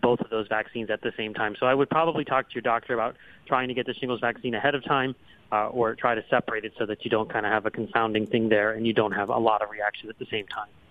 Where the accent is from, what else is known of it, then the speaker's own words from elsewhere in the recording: Pennsylvania, United States; Pennsylvania, my home state